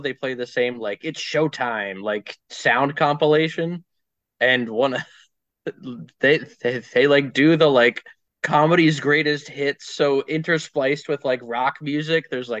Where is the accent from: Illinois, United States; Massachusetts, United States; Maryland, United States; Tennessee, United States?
Maryland, United States; Baltimore; moved away as an adult; now in Nashville, United States; Yes, I live in Nashville now. I'm from Baltimore originally. I lived in that city for 20 some years.